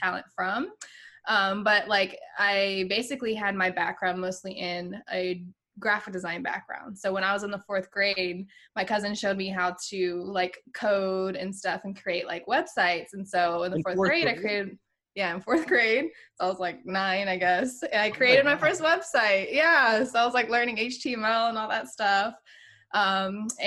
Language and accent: English; Virginia Beach, Virginia, United States; also born or lived in Pittsburgh / Boston / San Diego; now in Houston, United States; I'm actually originally from Virginia Beach, Virginia